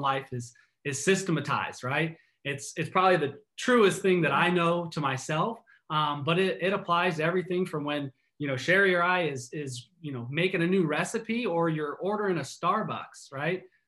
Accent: East Coast, United States; now in Seattle, United States; I'm originally from the East Coast

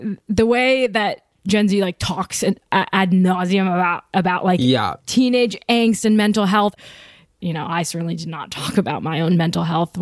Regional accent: Detroit, Michigan, United States; So I grew up in Detroit

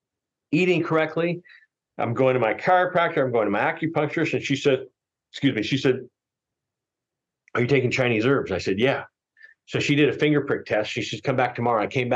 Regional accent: Tokyo, Japan; also born or lived in Philippines; I grew up over in Asia in Tokyo and also the Philippines.

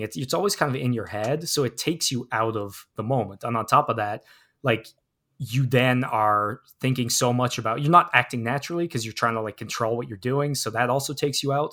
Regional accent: New York City, New York, United States; I come from Harlem. There's trees everywhere

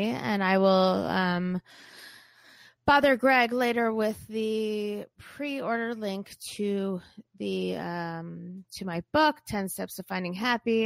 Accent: Boca Raton, Florida, United States; I'm from Boca

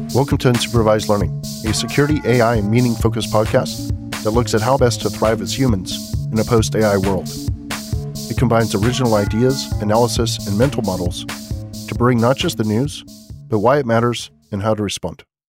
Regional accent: United States; As an American

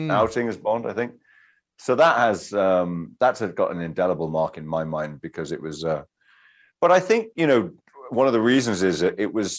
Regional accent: United Kingdom; I'm British.

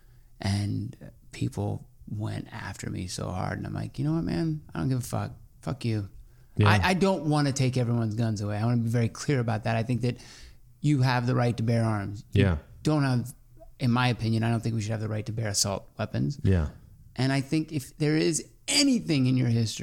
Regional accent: Georgia, United States; I grew up in Georgia.

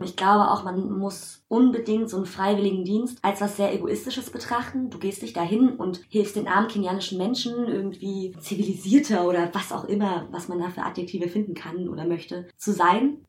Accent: Germany; also born or lived in Kenya; wo ich wieder in Deutschland bin, dass schon eher, ja, meine Heimat, also ich bin ja hier geboren

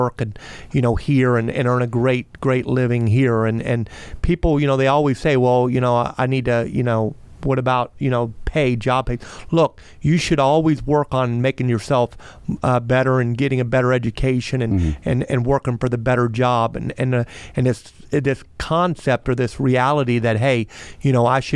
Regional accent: Melbourne, Florida, United States; I grew up here, I'm from here, I love my hometown

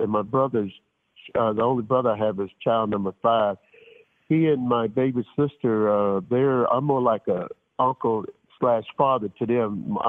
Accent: Shreveport, Louisiana, United States; Man, it was a small town in northwest Louisiana. I grew up near Shreveport, Louisiana, man, which is close to the Arkansas border to the north, and to the west was Texas.

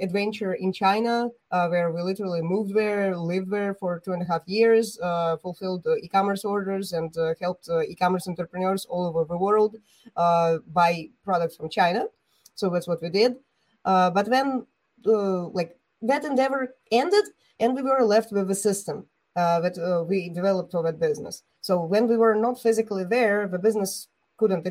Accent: Bulgaria; I'm an entrepreneur from Bulgaria

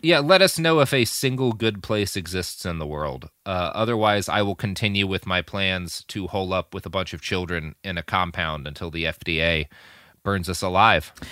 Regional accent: United States; as an American

